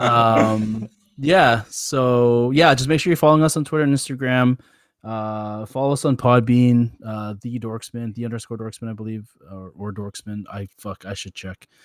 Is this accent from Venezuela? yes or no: no; Canada; being Canadian